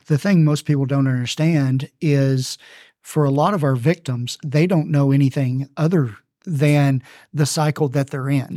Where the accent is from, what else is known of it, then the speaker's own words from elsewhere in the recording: Texarkana, Texas, United States; moved away as an adult; now in Arlington, United States; I found myself back in my hometown of Texarkana, Texas